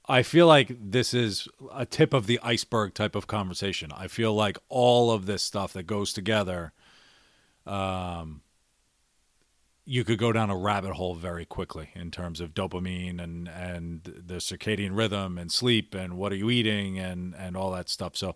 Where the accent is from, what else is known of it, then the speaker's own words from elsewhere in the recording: New York, United States; also born or lived in Philadelphia / Washington, D.C.; Growing up as an Irish guy in New, New York and Philadelphia and D.C., it was.